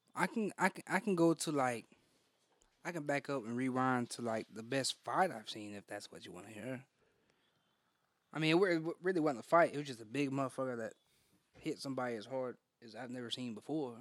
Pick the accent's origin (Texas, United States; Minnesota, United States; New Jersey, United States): Texas, United States; Born and raised in Texas.